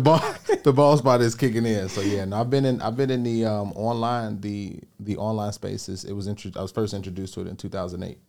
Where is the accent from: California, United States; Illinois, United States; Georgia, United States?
Illinois, United States; Chicago; I grew up on the south side of Chicago